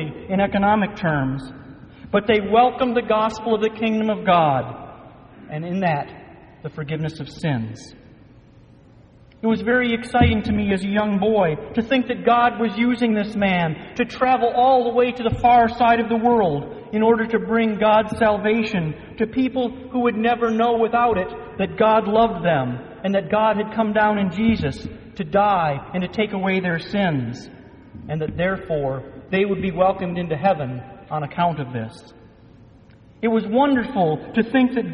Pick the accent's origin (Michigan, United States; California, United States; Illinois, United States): Michigan, United States; Growing up in Michigan, nothing important ever seemed to come to our little suburban town